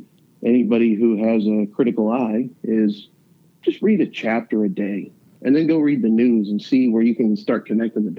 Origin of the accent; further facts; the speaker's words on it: Huntington, West Virginia, United States; I came from the West End of Huntington